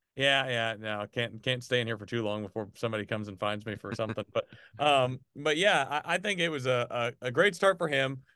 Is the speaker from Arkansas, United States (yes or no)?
yes; Arkansas, United States; now in Birmingham, United States; even since I moved from Arkansas to Birmingham